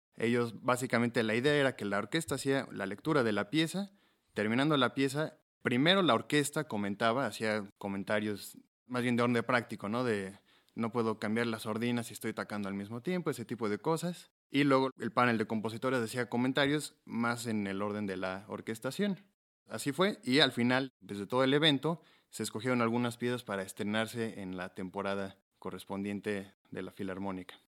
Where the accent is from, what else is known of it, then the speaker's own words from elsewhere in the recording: Mexico; Tengo ambas nacionalidades, pero nací en México y he radicado toda mi vida en México